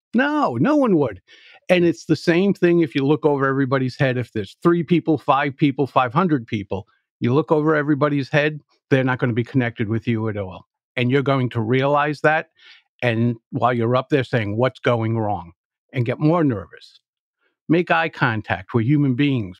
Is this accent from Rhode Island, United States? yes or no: yes; Providence, Rhode Island, United States; I grew up in Providence, Rhode Island, and when you're nine years old and you're growing up in a city